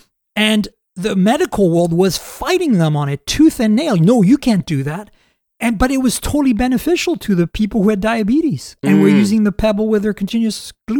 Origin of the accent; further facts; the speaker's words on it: Canada; as a Canadian